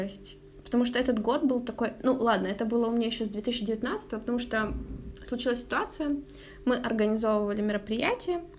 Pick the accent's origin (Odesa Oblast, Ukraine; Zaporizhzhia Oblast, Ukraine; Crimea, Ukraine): Zaporizhzhia Oblast, Ukraine; Zaporizhzhia; moved away; Я же из Запорожья